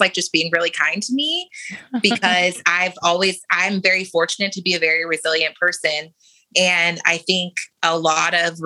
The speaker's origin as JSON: {"language": "English", "town": "San Diego", "region": "California", "country": "United States", "tie": "born or raised there", "also_born_or_lived": "Portsmouth, Virginia", "moved": "yes", "said": "So I grew up in San Diego, California. I was born in Portsmouth, Virginia. My parents were in the military. Don't remember any of that, because when I was about 3, we moved to San Diego."}